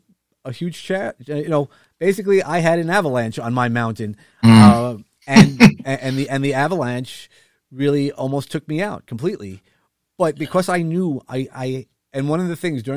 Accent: New York City, New York, United States; accent: New York; I'm a New Yorker. Actually grew up in Brooklyn, or at least a lot of my life in Brooklyn

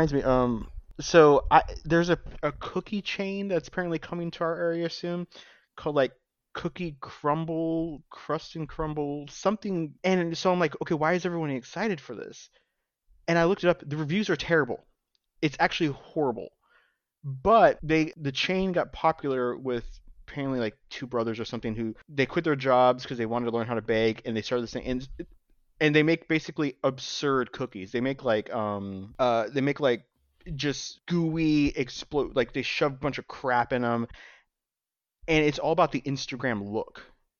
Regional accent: Reno, Nevada, United States; I grew up in Reno.

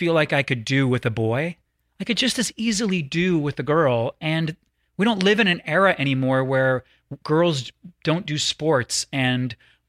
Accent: the South, United States; I want you to know I grew up in the South. I traveled the world.

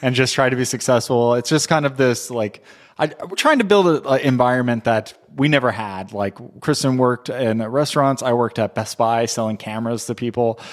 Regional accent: Southern California, United States; also born or lived in Texas; I'm from Southern California, but I moved to Texas in two thousand four

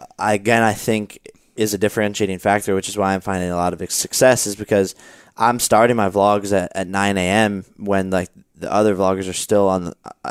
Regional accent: Ohio, United States; So we were 10 years old, like playing football, like every Ohioan, including yourself.

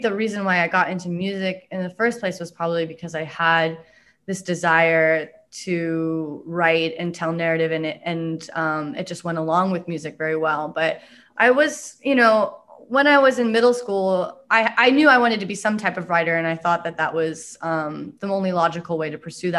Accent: Pacific Northwest, United States; growing up in the Pacific Northwest

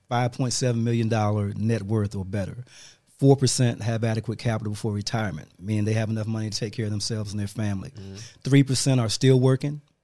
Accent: Washington, District of Columbia, United States; moved away as an adult; also born or lived in Fayetteville, North Carolina / Winston-Salem, North Carolina; I grew up in Washington D.C., raised by pretty much by my mom

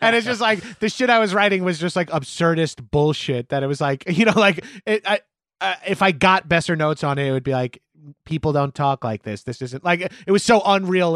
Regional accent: Long Island, New York, United States; I'm from Long Island, just outside of New York City.

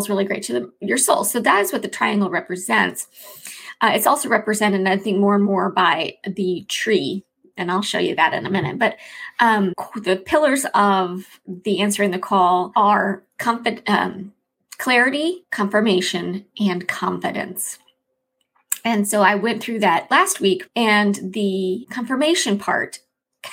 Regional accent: Chicago, Illinois, United States; moved away; I'm from Chicago, the Chicago area, and so although I never had deep dish pizza in Chicago, when I lived in Chicago, the Chicago area, we call it Chicagoland

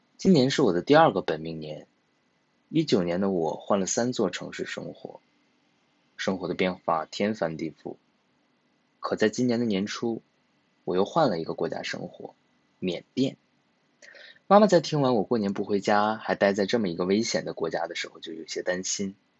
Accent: Harbin, Heilongjiang, China; moved away; 我的家乡哈尔滨

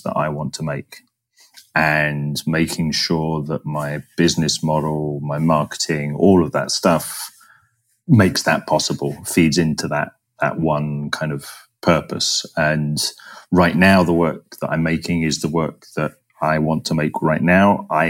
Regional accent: London, United Kingdom; moved away as an adult; also born or lived in Florence, Italy / Bangalore, India; somebody growing up in London

